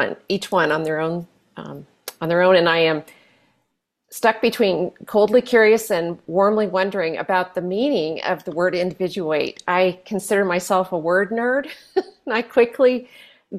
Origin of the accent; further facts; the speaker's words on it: Midwest, United States; accent: Midwestern; my Midwestern accent